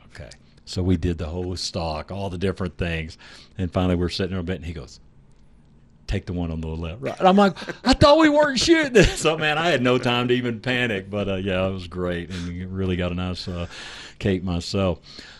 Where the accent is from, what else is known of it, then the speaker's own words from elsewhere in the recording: Texas, United States; we're from Texas.